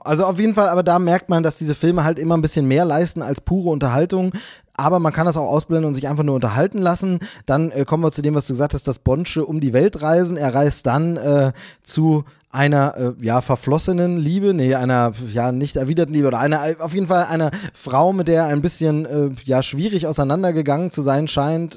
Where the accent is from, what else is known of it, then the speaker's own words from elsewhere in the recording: Germany; ich bin in der DDR aufgewachsen, ähm, bis ich zehn Jahre alt war, neun Jahre, zehn Jahre